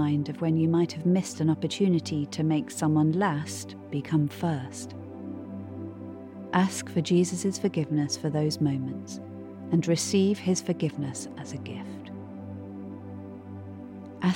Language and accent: English; United Kingdom; Growing up in Britain's education system